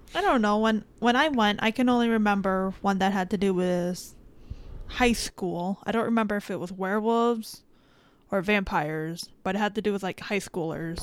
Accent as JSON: {"language": "English", "town": "Miami", "region": "Florida", "country": "United States", "said": "I am from the Miami area."}